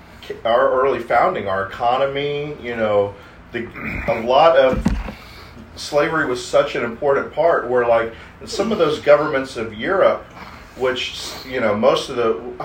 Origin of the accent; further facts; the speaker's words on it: United States; we are American.